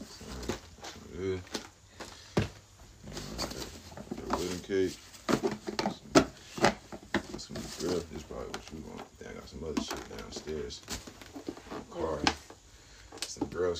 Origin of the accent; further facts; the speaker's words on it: Clayton County, Georgia, United States; Clayco, man. I'm from Clayton County.